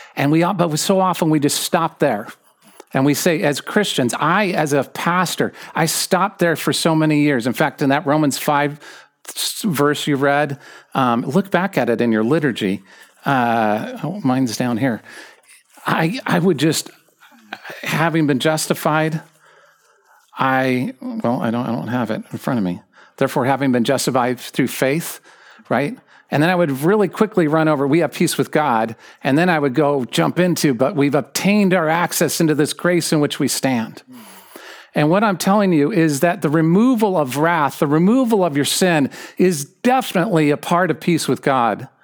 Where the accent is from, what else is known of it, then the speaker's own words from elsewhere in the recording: Southern California, United States; I'm an American. I'm a Californian. I'm a Southern Californian, so I'm a true Californian.